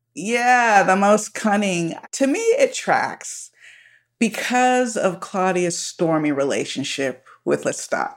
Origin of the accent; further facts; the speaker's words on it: Miami, Florida, United States; now in Southern California, United States; I was born in Miami